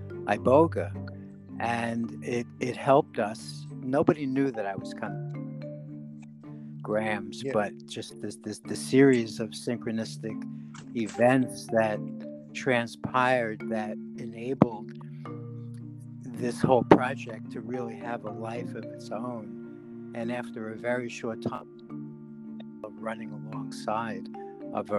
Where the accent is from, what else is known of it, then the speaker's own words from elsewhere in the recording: New York City, New York, United States; The Bronx